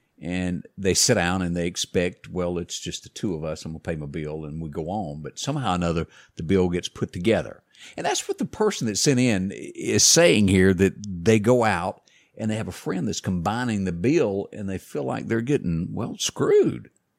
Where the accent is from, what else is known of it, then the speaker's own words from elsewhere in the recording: the South, United States; We're from the South. We talk a lot.